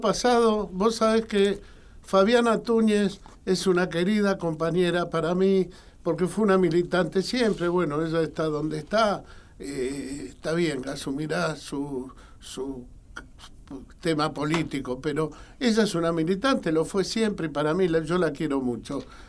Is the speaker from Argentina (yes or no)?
yes; Argentina